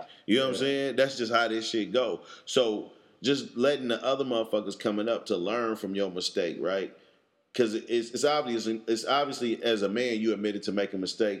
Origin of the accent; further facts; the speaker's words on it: Oakland, California, United States; I'm a nigga, I'm from Oakland.